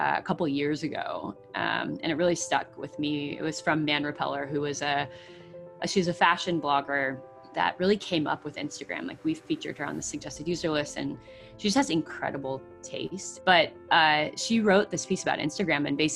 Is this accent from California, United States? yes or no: yes; Bay Area, Silicon Valley, California, United States; I grew up in the Bay Area, I grew up in Silicon Valley